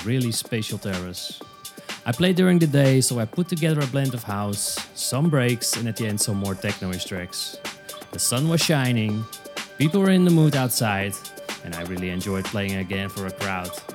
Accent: Alkmaar, North Holland, Netherlands; I played for the terrace of Hall 25 in my hometown Alkmaar, here in the Netherlands

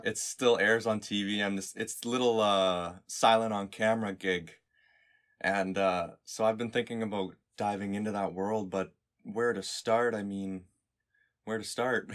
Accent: Canada; I am some kid from Canada

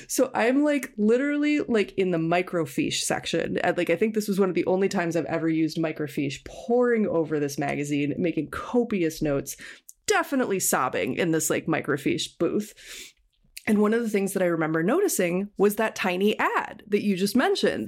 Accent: Minneapolis–Saint Paul, Minnesota, United States; I grew up in the Twin Cities of Minnesota

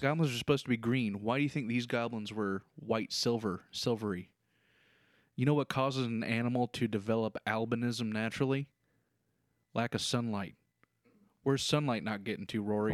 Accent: Kentucky, United States; It's in my home state.

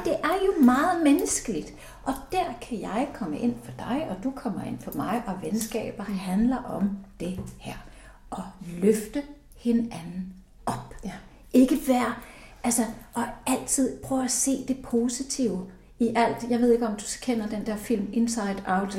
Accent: Iceland; moved away as an adult; now in Denmark; jeg er født og opvokset i Island, så det har farvet hele mit liv

